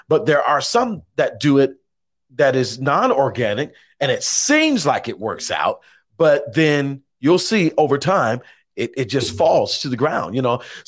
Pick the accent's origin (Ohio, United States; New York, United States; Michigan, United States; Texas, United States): Ohio, United States; Warren; I'm originally from Warren